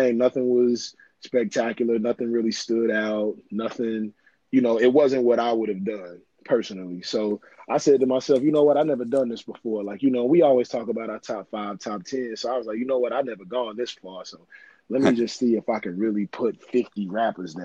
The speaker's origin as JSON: {"language": "English", "town": "Cincinnati", "region": "Ohio", "country": "United States", "tie": "born or raised there", "also_born_or_lived": "Brooklyn, New York"}